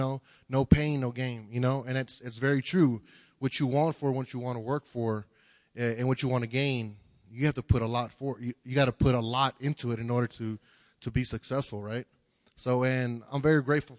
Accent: Houston, Texas, United States; I'm originally from Houston, Texas

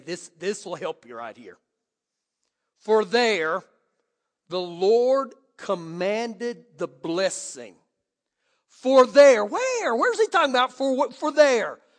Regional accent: Oklahoma, United States; moved away; I grew up back in Oklahoma

